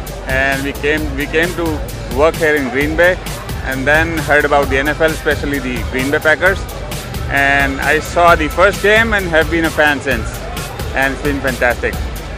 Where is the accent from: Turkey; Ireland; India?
India; I'm from India, never heard of the football, called the NFL.